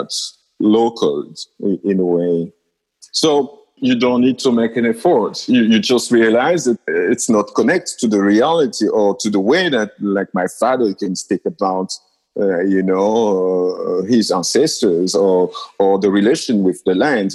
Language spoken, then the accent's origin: English; Lubumbashi, Haut-Katanga, DR Congo; I was born and raised in Lubumbashi